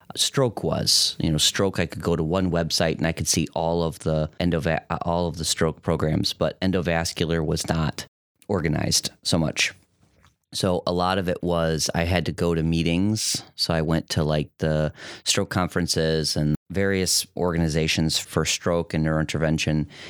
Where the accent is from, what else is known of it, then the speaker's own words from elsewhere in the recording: Detroit, Michigan, United States; moved away as an adult; also born or lived in Grand Rapids, Michigan; now in Toledo, United States; I grew up in Metro Detroit.